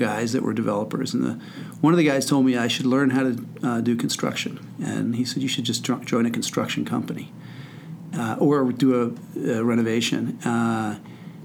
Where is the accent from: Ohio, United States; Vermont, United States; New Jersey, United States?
New Jersey, United States; Wyckoff; I grew up in Wyckoff, New Jersey, which is in northern New Jersey, about 20 miles from the George Washington Bridge